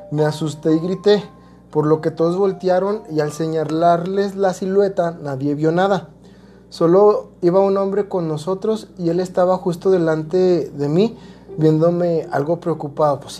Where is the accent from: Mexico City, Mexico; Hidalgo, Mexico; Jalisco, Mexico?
Jalisco, Mexico; Guadalajara; Yo soy de Guadalajara y en una ocasión vine de vacaciones para Semana Santa.